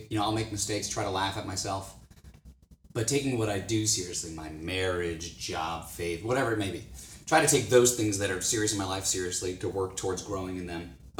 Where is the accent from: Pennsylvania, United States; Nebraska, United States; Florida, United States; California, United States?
Florida, United States; I'm from Florida.